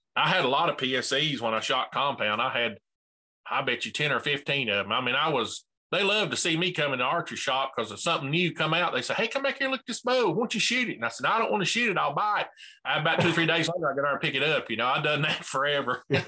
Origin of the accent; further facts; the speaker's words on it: Bristol, Tennessee, United States; I'm from Bristol, Tennessee